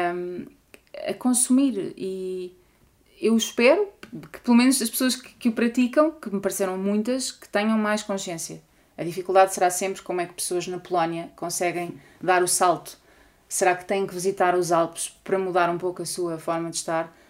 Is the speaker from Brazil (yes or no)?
no; Portugal; eu enquanto portuguesa e europeia